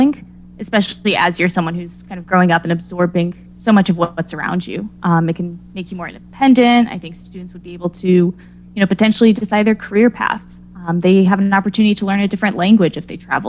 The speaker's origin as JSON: {"language": "English", "town": "Dallas", "region": "Texas", "country": "United States", "moved": "as an adult", "lives_now": "New England, United States", "said": "I'm originally from Texas"}